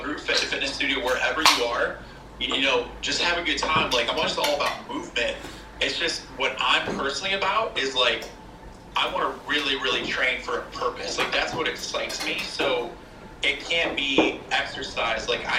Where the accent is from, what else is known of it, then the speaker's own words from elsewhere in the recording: Chicago, Illinois, United States; I grew up in Chicago.